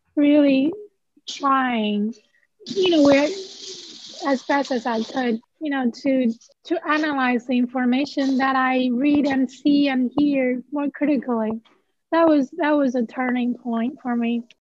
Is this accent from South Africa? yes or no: no; China; first language Chinese; English is a second language; moved away as an adult; now in Tallahassee, United States; I'm from China